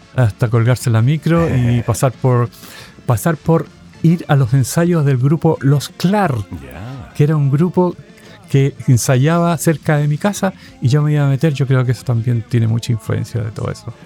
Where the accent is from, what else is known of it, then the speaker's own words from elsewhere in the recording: Valparaíso, Chile; moved away; Yo soy del Cerro Las Cañas